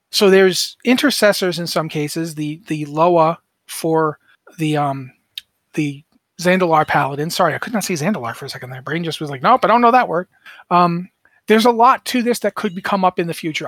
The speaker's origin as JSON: {"language": "English", "country": "United States", "said": "I'm a mutt. I'm an American mutt. Uh, my, my mother's parents both came over. Uh, my grandfather was from Scotland. My grandmother was from Ireland"}